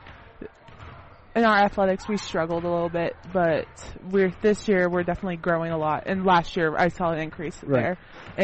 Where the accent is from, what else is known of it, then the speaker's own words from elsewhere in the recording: Cincinnati, Ohio, United States; I'm from Cincinnati